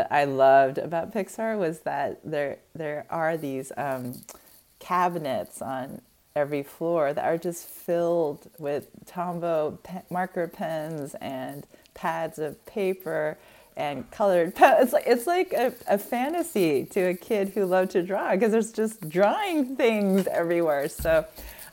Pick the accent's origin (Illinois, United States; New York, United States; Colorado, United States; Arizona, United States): Arizona, United States; born or raised there